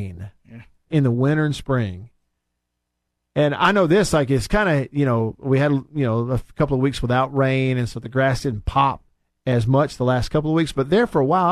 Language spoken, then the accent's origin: English; Alabama, United States; now in Mississippi, United States; I grew up in Alabama